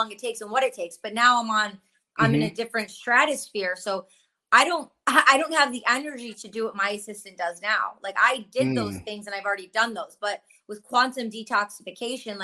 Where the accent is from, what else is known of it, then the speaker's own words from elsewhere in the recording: Michigan, United States; I grew up in Michigan and my parents grew up in Detroit, and then they moved to the suburbs